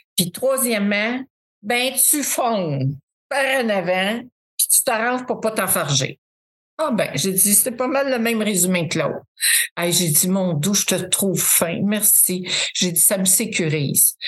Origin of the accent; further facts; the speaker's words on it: Drummondville, Quebec, Canada; Je viens de Drummondville, le centre du Québec